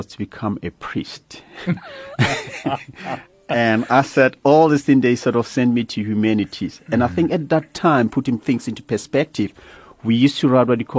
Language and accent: English; Soweto, Gauteng, South Africa; I grew up in Meadowlands in a township like any other boy.